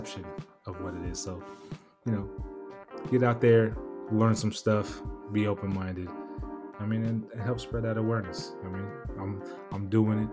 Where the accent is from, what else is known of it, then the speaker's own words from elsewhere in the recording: National City, California, United States; growing up in National City, California. I grew up in a barrio